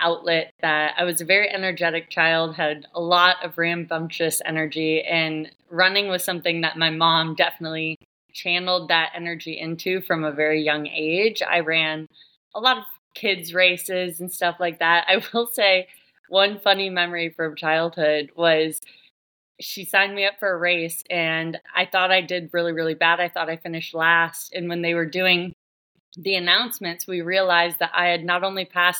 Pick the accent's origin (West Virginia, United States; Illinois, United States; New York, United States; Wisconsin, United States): Wisconsin, United States; Green Bay; now in Columbus, United States; I live right now in Columbus, Ohio. I'm originally from Green Bay, Wisconsin, but Columbus is home for now.